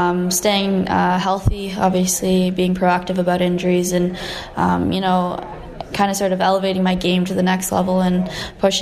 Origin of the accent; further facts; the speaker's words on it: Kitchener, Ontario, Canada; growing up playing hockey in my hometown